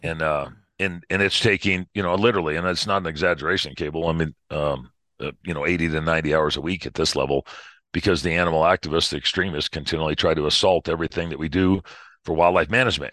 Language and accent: English; Missouri, United States; now in Colorado, United States; Originally, uh born in Missouri